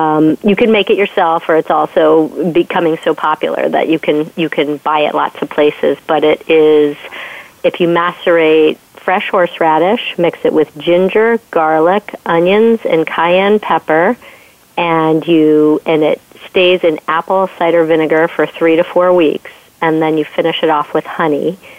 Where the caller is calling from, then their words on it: Westborough, Massachusetts, United States; I am calling from Westboro, Massachusetts